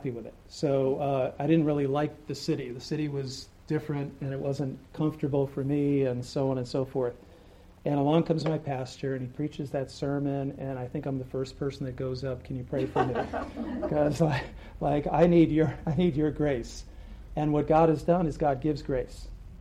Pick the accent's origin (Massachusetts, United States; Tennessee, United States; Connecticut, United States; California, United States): Connecticut, United States; Tolland; also born or lived in New Britain; I grew up in Tolland